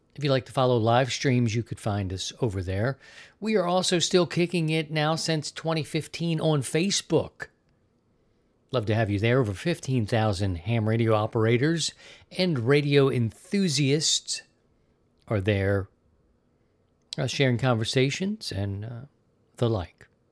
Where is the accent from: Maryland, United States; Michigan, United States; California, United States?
Maryland, United States; Baltimore; also born or lived in Missouri; now in Florida, United States; I'm from Maryland, Baltimore specifically